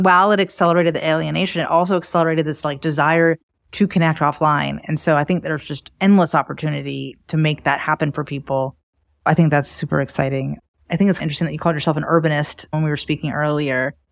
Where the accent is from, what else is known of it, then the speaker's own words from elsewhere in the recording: Miami, Florida, United States; also born or lived in New York City / Paris / Barcelona; now in Raleigh, United States; I grew up in Miami where there was a lot of that.